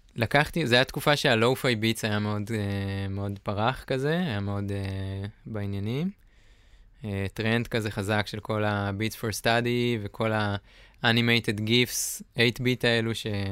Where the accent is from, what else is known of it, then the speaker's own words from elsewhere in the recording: Northern Israel, Israel; moved away; אני מהצפון במקור